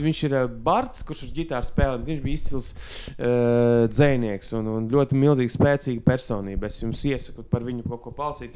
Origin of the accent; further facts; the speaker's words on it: Viļāni, Latgale, Latvia; accent: Latgalian; es augu Viļānos, man bija ļoti daudz krievu draugu